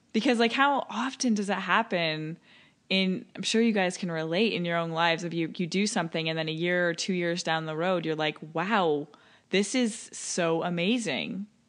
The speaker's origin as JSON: {"language": "English", "town": "Toronto", "region": "Ontario", "country": "Canada", "tie": "born or raised there", "said": "showing you my hometown"}